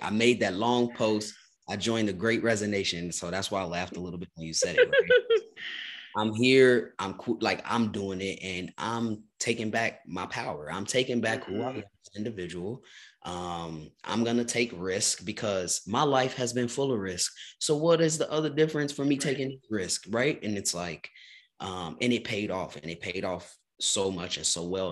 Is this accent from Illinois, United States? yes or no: yes; Chicago, Illinois, United States; now in Lawrence, United States; I'm from Chicago, Illinois originally. So mm. Midwest is home